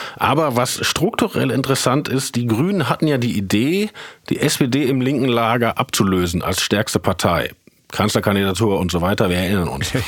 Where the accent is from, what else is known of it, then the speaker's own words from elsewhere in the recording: Herne, North Rhine-Westphalia, Germany; also born or lived in Essen; ich bin zwar in Essen geboren, aber mhm. in Wanne-Eickel aufgewachsen